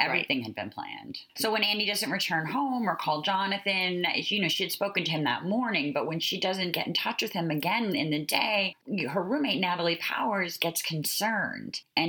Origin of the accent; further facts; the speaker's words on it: Northeast, United States; we're obviously from the Northeast.